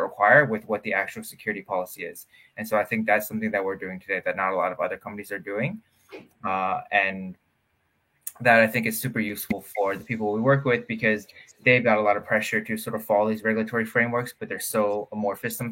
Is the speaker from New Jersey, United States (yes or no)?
yes; New Jersey, United States; was doing software engineering at a magnet high school in over here in Jersey